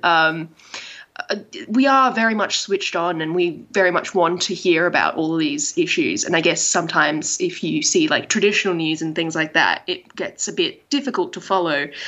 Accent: Australia; I'm Asian Australian.

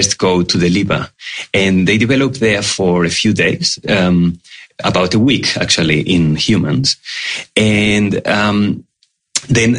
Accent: Spain; moved away as an adult; also born or lived in Australia; now in Melbourne, Australia; I came to Australia 8 years ago. I'm originally from Spain

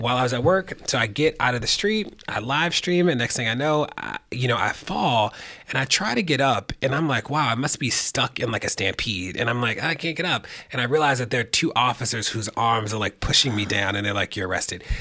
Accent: Baltimore, Maryland, United States; I used to run an after school center in Baltimore, where I'm from

